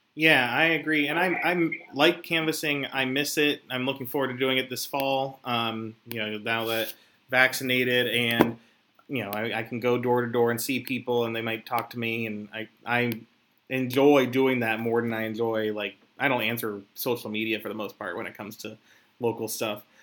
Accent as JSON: {"language": "English", "town": "Philadelphia", "region": "Pennsylvania", "country": "United States", "said": "I am from Philadelphia"}